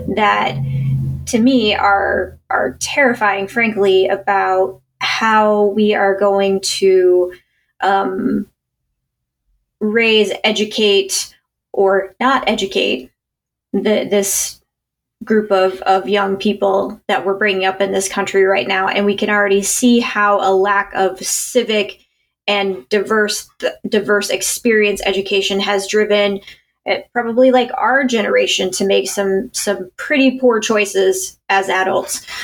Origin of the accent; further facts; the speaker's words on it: Indiana, United States; I'm from Indiana